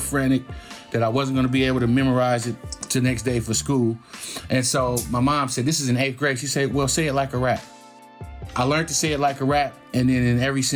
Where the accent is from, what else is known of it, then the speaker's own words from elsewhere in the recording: Oakland, California, United States; growing up in Oakland